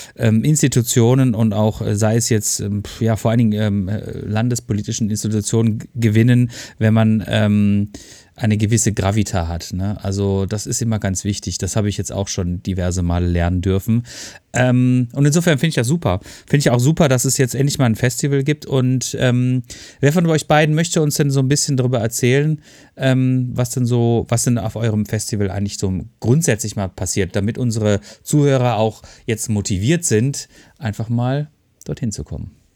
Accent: Freiburg, Baden-Württemberg, Germany; ich bin ja auch Freiburger

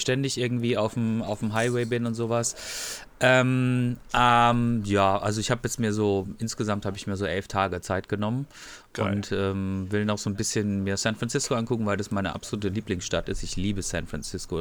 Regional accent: Freiburg, Baden-Württemberg, Germany; ich komme aus Freiburg

